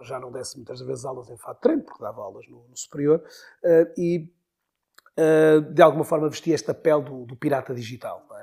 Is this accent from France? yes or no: no; Porto, Norte, Portugal; moved away as an adult; also born or lived in Maia; now in Viana do Castelo, Portugal; nasci no Porto, vivi uma primeira fase da minha vida a Porto, Maia, mais concretamente, também Porto e Maia